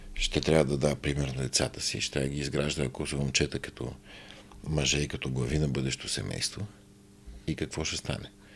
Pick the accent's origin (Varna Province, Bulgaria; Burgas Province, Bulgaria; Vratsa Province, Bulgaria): Vratsa Province, Bulgaria; Byala Slatina; moved away; в моя роден град Бела Слатина